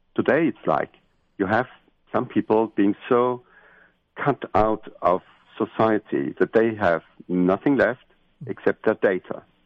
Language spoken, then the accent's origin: English; Austria; I'm from Austria at this in the center of Europe